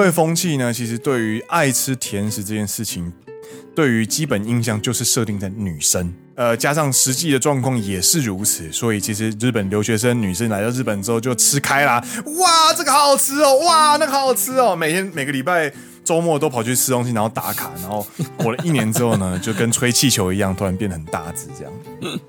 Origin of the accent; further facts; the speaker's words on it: Kaohsiung, Taiwan; now in Japan; 身为高雄人